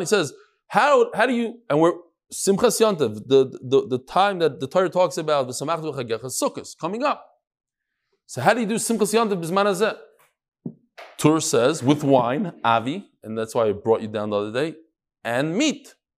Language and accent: English; New York, United States; I'm from New York